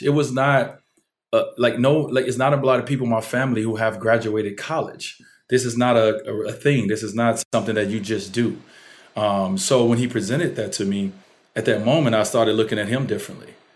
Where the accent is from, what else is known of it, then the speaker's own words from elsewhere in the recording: Chicago, Illinois, United States; the complex, uh, that I grew up in on Fifty Ninth and, and Prairie